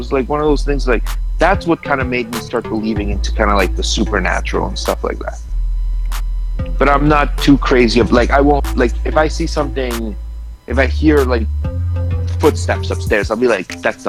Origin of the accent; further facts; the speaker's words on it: Costa Rica; born there; That's where my parents are from, right? Like I was born in Costa Rica.